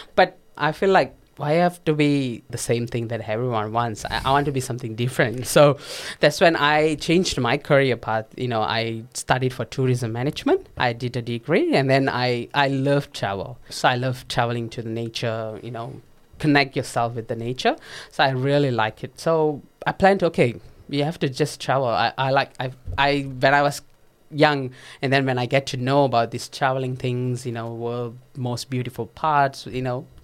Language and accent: English; Perak, Malaysia; first language Tamil; English is a second language; moved away as an adult; now in Gold Coast, Australia; I grew up in Malaysia